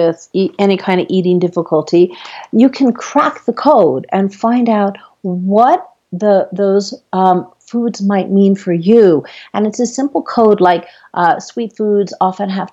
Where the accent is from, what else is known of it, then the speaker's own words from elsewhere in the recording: Guam; I'm from Guam, and it's a Chamorro dish